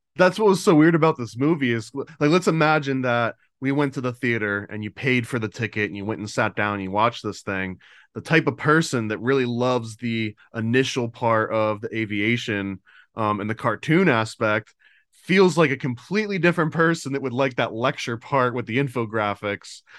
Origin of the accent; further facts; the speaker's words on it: United States; I'm paranoid American